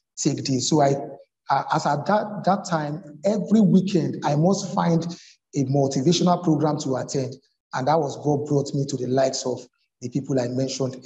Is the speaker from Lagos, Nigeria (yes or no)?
yes; Lagos, Nigeria; I was born in Lagos, brought up in Lagos.